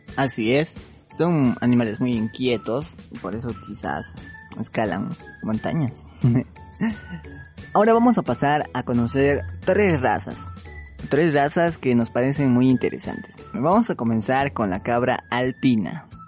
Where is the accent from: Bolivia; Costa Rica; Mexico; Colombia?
Bolivia; nosotros somos de Bolivia y tenemos un acento